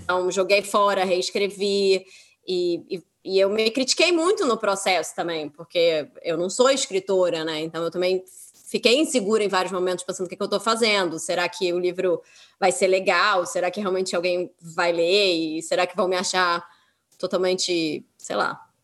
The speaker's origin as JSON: {"language": "Portuguese", "region": "Rio de Janeiro", "country": "Brazil", "said": "para mim que sou carioca"}